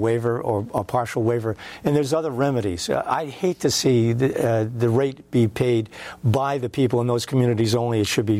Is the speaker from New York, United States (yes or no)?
no; Pawtucket, Rhode Island, United States; A kid growing up in Pawtucket, I remember playing down by the Seekonk River